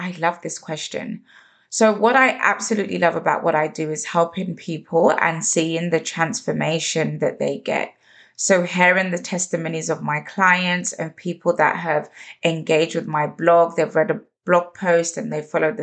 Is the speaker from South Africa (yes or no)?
no; London, United Kingdom; growing up in London